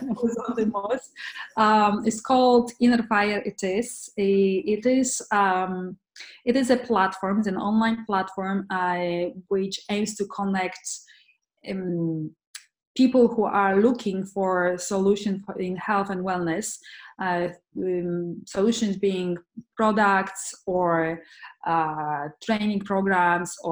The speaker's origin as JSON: {"language": "English", "country": "Poland", "tie": "born or raised there", "moved": "yes", "said": "I'm from Poland originally"}